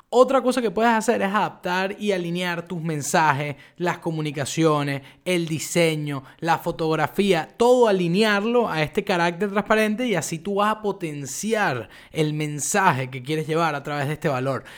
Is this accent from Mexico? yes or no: no; Venezuela; moved away as an adult; now in Buenos Aires, Argentina; yo soy venezolano